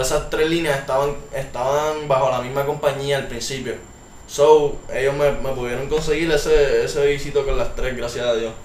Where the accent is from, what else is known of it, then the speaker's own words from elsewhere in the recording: San Juan, Puerto Rico; now in Guaynabo, Puerto Rico; soy de San Juan, Puerto Rico, vivo en Guaynabo actualmente